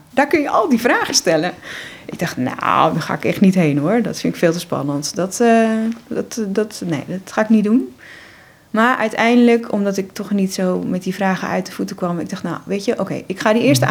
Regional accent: Monnikendam, North Holland, Netherlands; ik ben eh, in Monnikendam opgegroeid

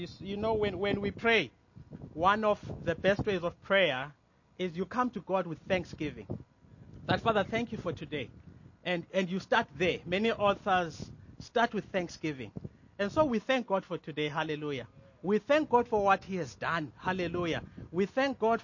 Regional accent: Mthatha, Eastern Cape, South Africa; I'm from Mtata

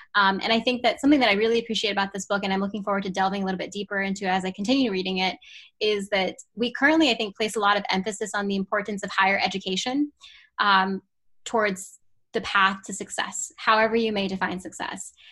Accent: Pittsburgh, Pennsylvania, United States; also born or lived in Baltimore, Maryland; I was born in Baltimore, Maryland, and I grew up in the Pittsburgh area and went through K through 12

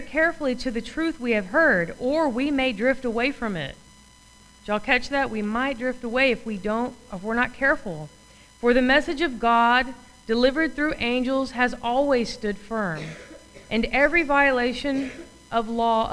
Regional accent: United States

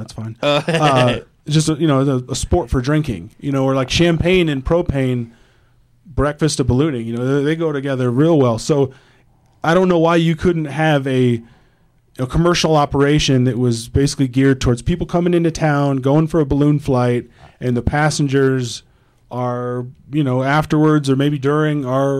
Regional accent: Iowa, United States; moved away as an adult; now in Denver, United States; I'm from Iowa.

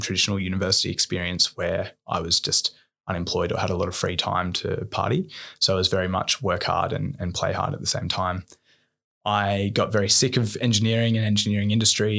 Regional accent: Bowral, New South Wales, Australia; also born or lived in Wollongong; I grew up in Bowerell, an hour and a half south of Sydney.

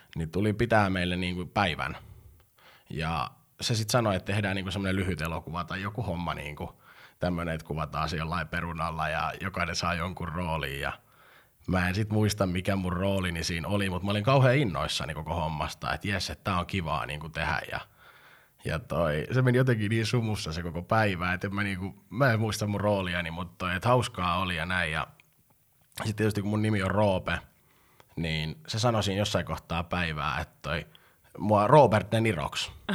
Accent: Pori, Satakunta, Finland; synnyin ei Porissa, hyvämaineisessa Porissa

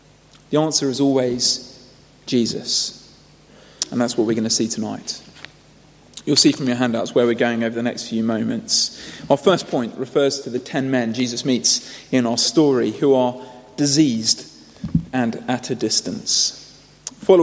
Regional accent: United Kingdom; Now, we might dismiss this as not really very necessary. We might say, well, my culture, I'm British, we might say my culture is a little bit this way inclined.

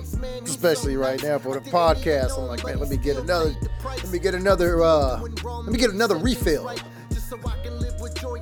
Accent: Seattle, Washington, United States; also born or lived in Los Angeles; I was raised up here

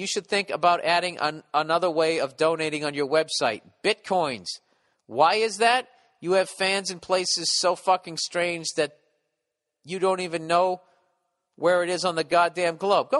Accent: Poland; English is a second language; By the way, I'm from Poland. It's really cold in here. It's a second language.

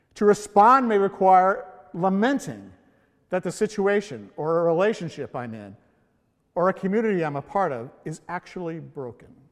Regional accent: California, United States; moved away as an adult; also born or lived in Hawaii; now in Honolulu, United States; I was born and raised in California. And for my entire life, I never lived outside the state of California until I moved to Hawaii seven years ago

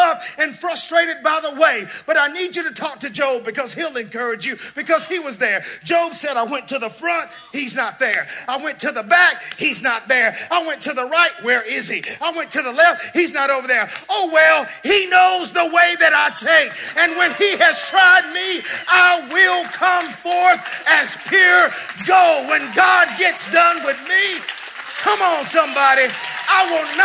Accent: the South, United States; I'm from the South.

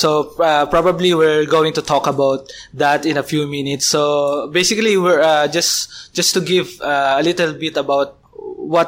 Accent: Philippines

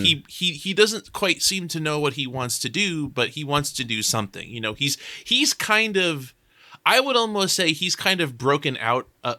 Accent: Chicago, Illinois, United States; born there; I was born in Chicago.

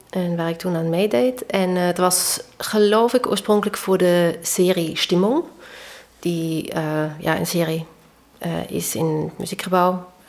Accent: Vienna, Austria; Ik bedoel, ik kwam uit Wenen, hè?

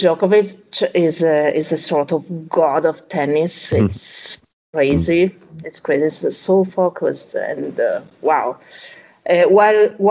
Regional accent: Rimini, Emilia-Romagna, Italy; now in Rome, Italy; I was born in Rimini, which is on the other coast of Italy

